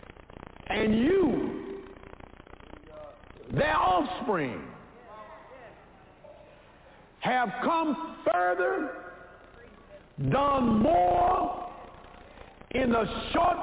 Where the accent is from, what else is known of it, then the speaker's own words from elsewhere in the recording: United States; I was born in America